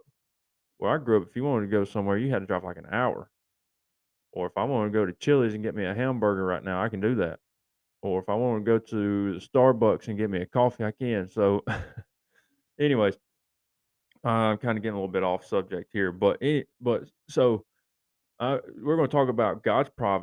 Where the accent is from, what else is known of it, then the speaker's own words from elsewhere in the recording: East Tennessee, United States; growing up in East Tennessee in my high school days